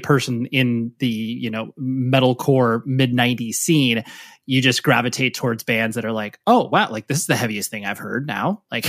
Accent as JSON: {"language": "English", "region": "California", "country": "United States", "tie": "born or raised there", "said": "Always in the Orange County, Southern California area."}